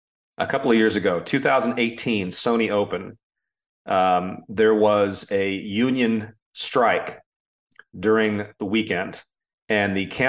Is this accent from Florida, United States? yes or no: yes; Orlando, Florida, United States; moved away as an adult; also born or lived in Connecticut; growing up in Orlando